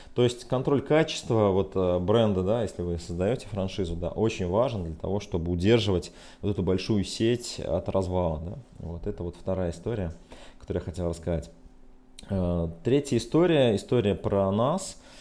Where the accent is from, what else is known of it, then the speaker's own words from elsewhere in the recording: Ulyanovsk, Ulyanovsk Oblast, Russia; мой родной город Ульяновск